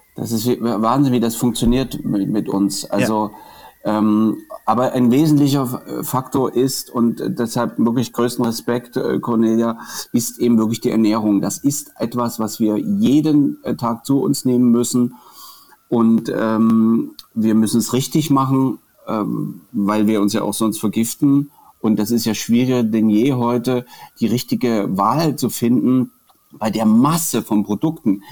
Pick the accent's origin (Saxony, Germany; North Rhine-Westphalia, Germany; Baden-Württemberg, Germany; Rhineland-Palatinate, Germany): Saxony, Germany; Dresden; als Dresdner